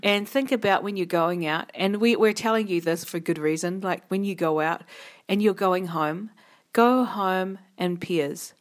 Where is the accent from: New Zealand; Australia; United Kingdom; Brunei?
New Zealand